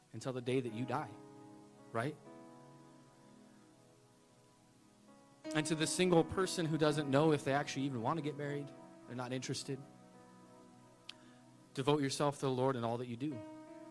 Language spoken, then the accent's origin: English; United States; As an American